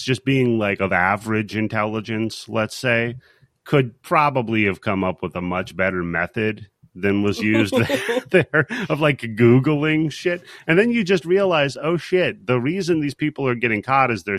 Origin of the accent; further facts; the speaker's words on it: Washington, United States; now in Missouri, United States; from Washington